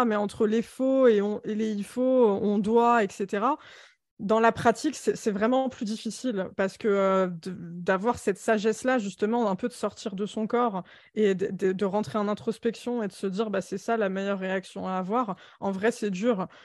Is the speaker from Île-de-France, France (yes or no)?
yes; Alfortville, Île-de-France, France; je suis née à Alfortville dans le 94, dans un bloc de 18 étages, HLM, insalubre